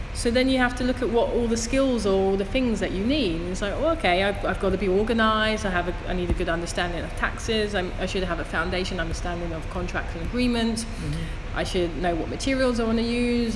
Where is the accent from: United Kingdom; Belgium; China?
United Kingdom; London; moved away; I'm from Thamesmead, which is in southeast London